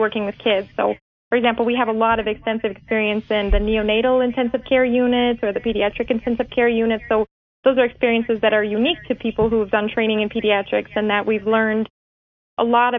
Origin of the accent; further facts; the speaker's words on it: Lisle, Illinois, United States; also born or lived in Chicago, Illinois / Bourbonnais, Illinois; So I'm originally from Lyle, Illinois, which is a suburb of Chicago, kind of southwest suburb. I grew up there with my parents.